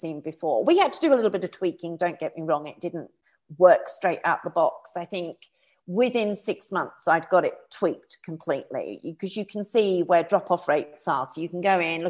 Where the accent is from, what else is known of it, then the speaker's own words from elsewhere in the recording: United Kingdom; I'm a Brit.